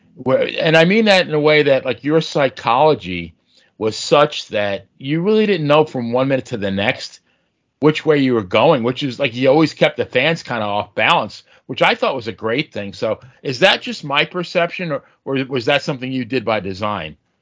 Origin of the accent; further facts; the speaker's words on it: Long Island, New York, United States; I grew up on Long Island